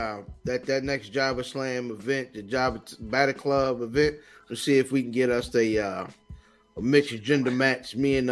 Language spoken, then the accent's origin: English; Iran; I'm from Iran. Iran.